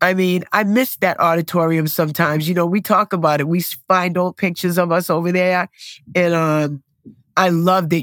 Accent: Boston, Massachusetts, United States; I was born and raised here in Dorchester, Massachusetts

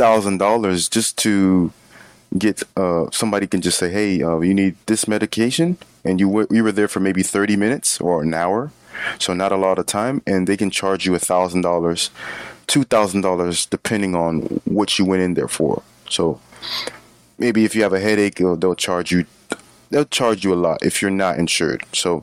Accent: Florida, United States; I'll have to pay an extra fee because I'm not from New York, I'm from Florida, for example.

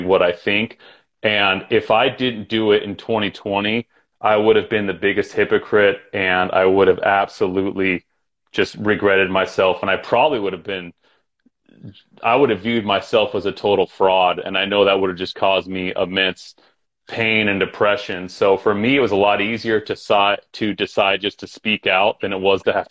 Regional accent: Utah, United States; moved away as an adult; also born or lived in Los Angeles / New York City; I grew up in Utah.

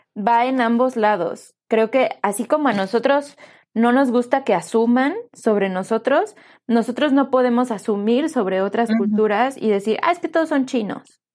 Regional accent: Mexico; Yo soy mexicana

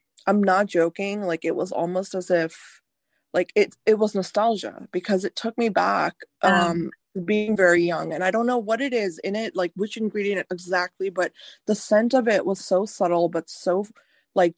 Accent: rural North India, India; moved away; I was born in India. I was raised in rural India. My grandmothers and my family are from rural North India

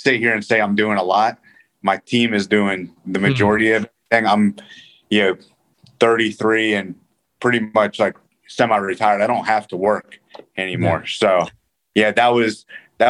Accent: Northern Virginia, United States; I grew up in Northern Virginia, right outside of Washington, D.C.

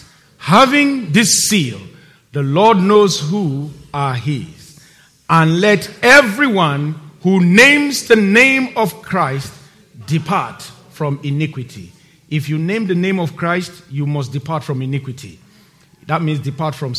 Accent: Nigeria; moved away as an adult; my home country, Nigeria. Now, when I'm going home to Nigeria and I get to the airport and I'm about to cross immigration, like every other person who lives there and was born there like me

